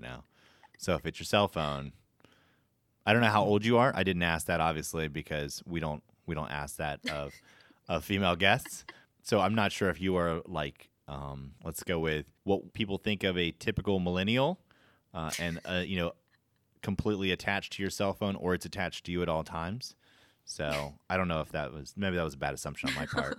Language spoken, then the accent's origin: English; Florida, United States; I grew up in Florida